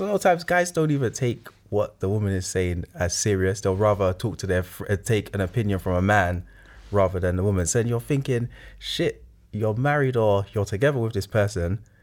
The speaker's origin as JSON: {"language": "English", "country": "Nigeria", "said": "I'm Nigerian"}